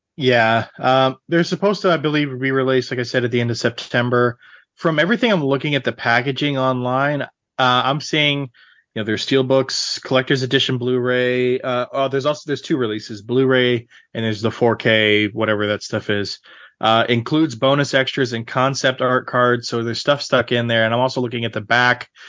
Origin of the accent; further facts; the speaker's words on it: Central Texas, United States; I grew up in Central Texas, uh, my entire life.